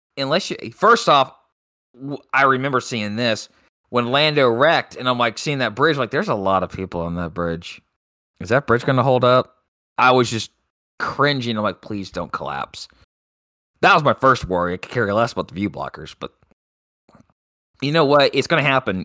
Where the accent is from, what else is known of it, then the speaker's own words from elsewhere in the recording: United States; as an American